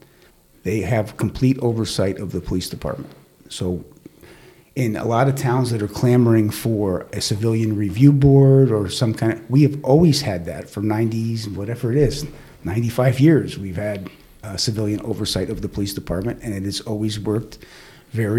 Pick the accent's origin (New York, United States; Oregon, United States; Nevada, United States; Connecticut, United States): Connecticut, United States; Stamford; I was born and raised in Stanford